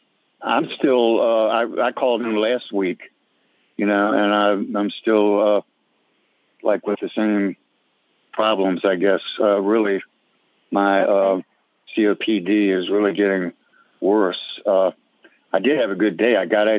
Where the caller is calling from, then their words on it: Norfolk, Virginia, United States; From Norfolk, Virginia.